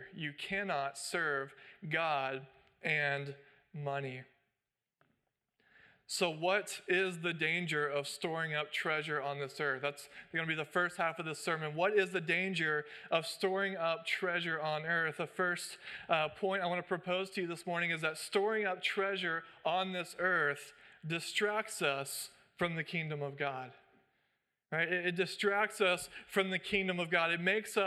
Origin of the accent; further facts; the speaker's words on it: United States; as American citizens